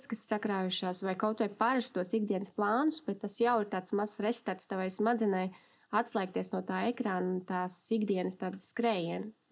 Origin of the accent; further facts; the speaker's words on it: Riga, Latvia; es esmu no Rīgas, esmu mamma, sieva un kopā ar savu draugu vadu uzņēmumu.